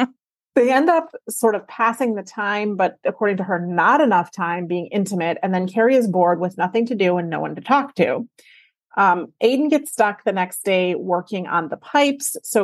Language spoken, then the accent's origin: English; Minnesota, United States; I grew up in Minnesota